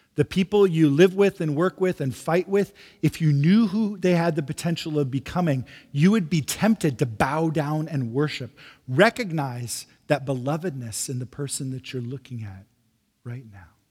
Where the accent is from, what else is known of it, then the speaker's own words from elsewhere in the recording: Midwest, United States; now in San Francisco, United States; I'm from the Midwest originally. Uh, moving to San Francisco was a bit of a shock to me